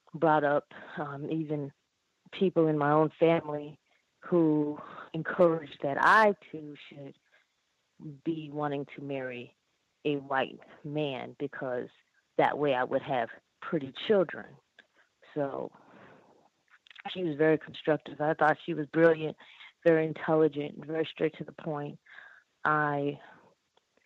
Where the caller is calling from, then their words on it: North Carolina, United States; I am calling from North Carolina